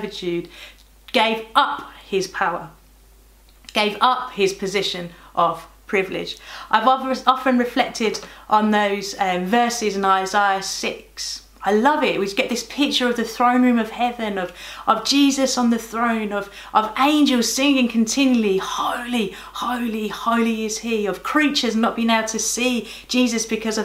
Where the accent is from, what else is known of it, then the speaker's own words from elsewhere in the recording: Birmingham, West Midlands, United Kingdom; moved away; I'm from Birmingham.